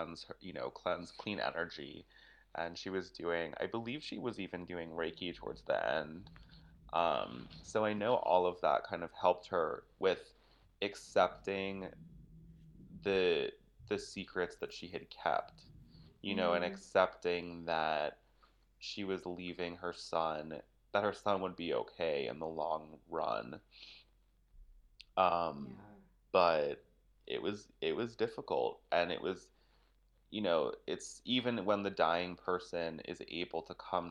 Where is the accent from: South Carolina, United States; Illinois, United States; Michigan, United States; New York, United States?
New York, United States; I was born and raised in the Lower East Side.